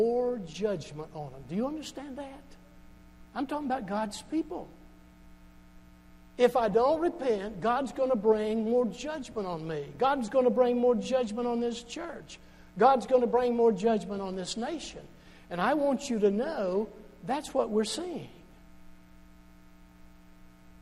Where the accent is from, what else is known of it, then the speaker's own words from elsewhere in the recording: Charleston, Kentucky, United States; I'm from Charleston originally. The Charleston right here in Hopkins County.